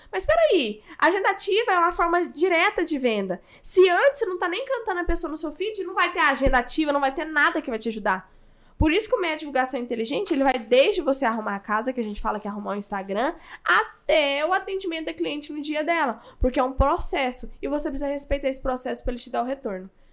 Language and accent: Portuguese; Goiânia, Goiás, Brazil; eu sou de Goiânia